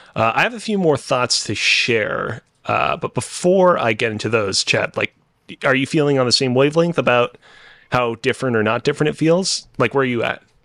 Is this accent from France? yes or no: no; Canada; as a Canadian